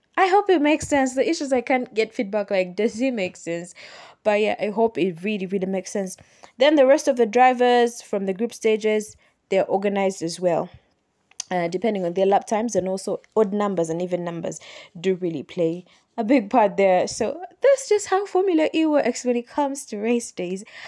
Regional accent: Uganda; I am from Uganda

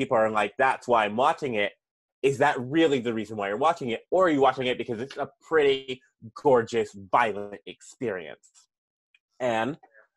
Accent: Seattle, Washington, United States; moved away; also born or lived in Minnesota; I'm from Seattle, went to Minnesota.

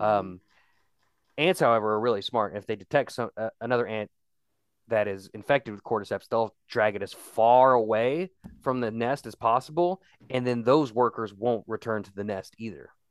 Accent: West Virginia, United States; I'm that guy from West Virginia

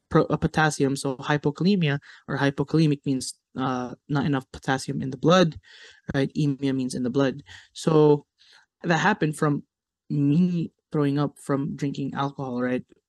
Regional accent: United States; growing up in America

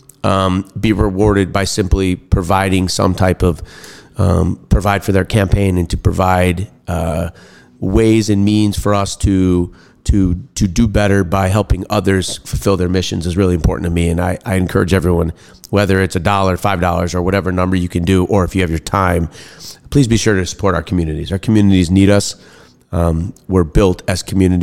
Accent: Bayside, Wisconsin, United States; moved away as an adult; also born or lived in Washington, D.C.; I grew up in Bayside, Wisconsin, went to Nicolet High School

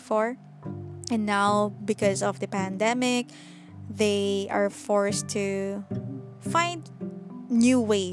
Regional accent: Philippines; I'm currently living in the Philippines and I am also a Filipina, so I mostly belong here

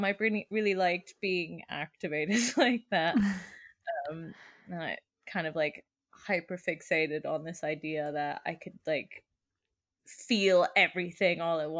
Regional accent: Germany; born there; also born or lived in Sweden; I was born in Germany and raised kind of in the skewer that is Middle Europe. I learned how to ride a bike in Sweden.

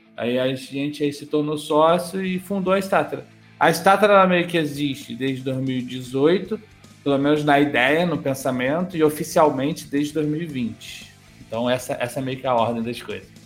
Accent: Rio de Janeiro, Brazil; eu sou do Rio de Janeiro

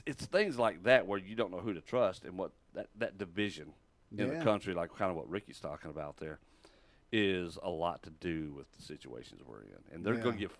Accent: Texas, United States; I was born and raised in Texas

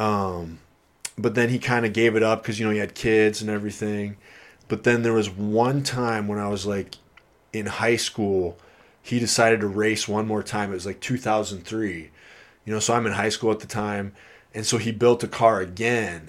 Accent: Iowa, United States; now in Kirkland, United States; I'm from Iowa

